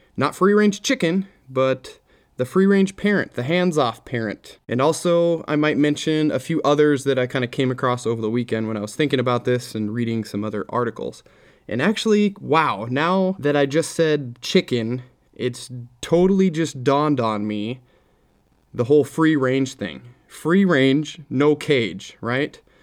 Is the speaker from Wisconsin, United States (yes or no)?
no; Minnesota, United States; I grew up in Minnesota.